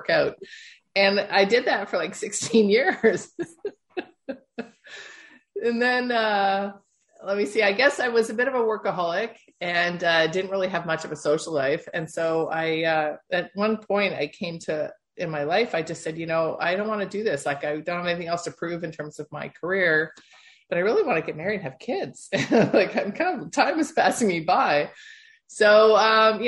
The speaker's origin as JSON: {"language": "English", "town": "Toronto", "region": "Ontario", "country": "Canada", "tie": "born or raised there", "said": "my background is born and bred in Toronto, Ontario, Canada"}